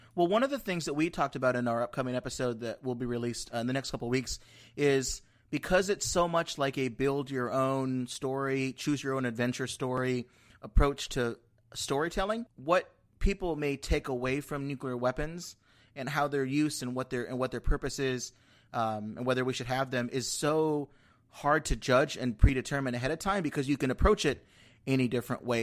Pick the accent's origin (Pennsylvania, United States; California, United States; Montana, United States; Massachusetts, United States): California, United States; Southern; now in Washington, D.C., United States; I grew up in California